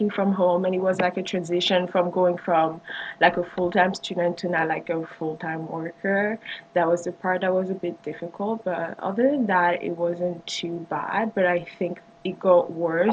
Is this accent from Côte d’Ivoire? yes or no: yes; Côte d’Ivoire; also born or lived in Senegal; now in Canada; His grandparents moved to the Ivory Coast, and that's why I'm like from the Ivory Coast